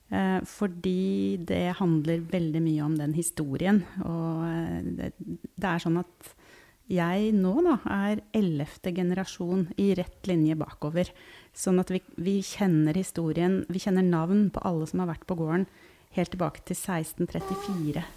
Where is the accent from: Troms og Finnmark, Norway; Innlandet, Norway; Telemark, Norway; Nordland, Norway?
Innlandet, Norway; Hamar; also born or lived in Oslo; now in Tynset, Norway; Jeg har vokst opp på Hamar, men har bodd litt rundt omkring.